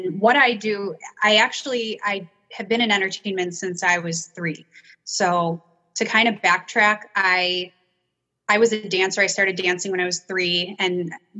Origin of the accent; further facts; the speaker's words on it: Niagara Falls, New York, United States; I grew up in Niagara Falls, New York